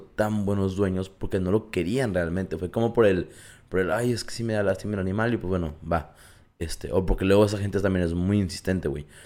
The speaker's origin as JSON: {"language": "Spanish", "country": "Mexico", "said": "macho mexicano"}